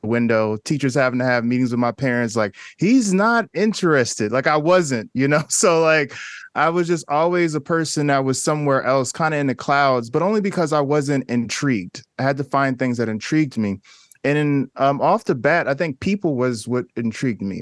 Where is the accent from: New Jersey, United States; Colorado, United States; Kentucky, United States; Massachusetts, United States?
New Jersey, United States; Newark; I grew up in Newark, New Jersey